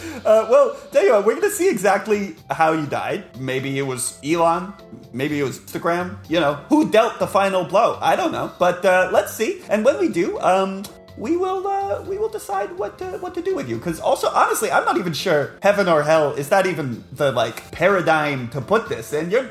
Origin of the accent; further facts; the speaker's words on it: South Africa; now in United States; I'm originally from South Africa, so I have a little bit of an accent. But mostly it's sort of I've been living in the States for a long time, so it's a little bit of a blend.